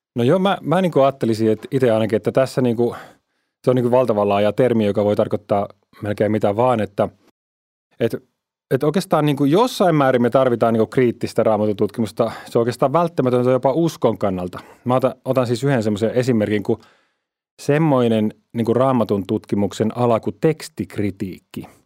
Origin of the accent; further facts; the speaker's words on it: Finland; meillä Suomessa